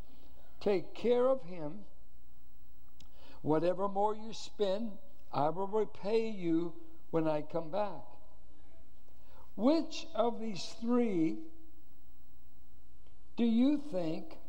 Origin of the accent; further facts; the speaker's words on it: Richmond, United States; I grew up in Richmond